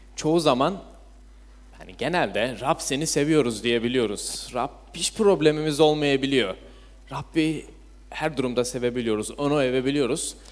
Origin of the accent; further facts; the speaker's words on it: İzmir, Turkey; İzmir'de doğdum, büyüdüm.